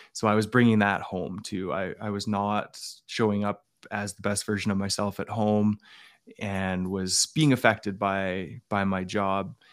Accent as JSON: {"language": "English", "region": "Alberta", "country": "Canada", "tie": "born or raised there", "said": "I grew up in Alberta with, uh, a dad who was a member of the R C M P"}